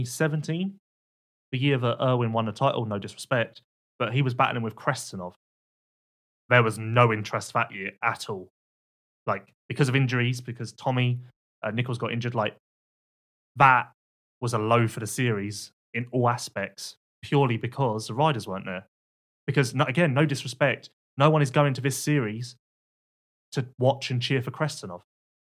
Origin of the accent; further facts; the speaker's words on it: United Kingdom; Let's just go and have a cup of tea because we're British.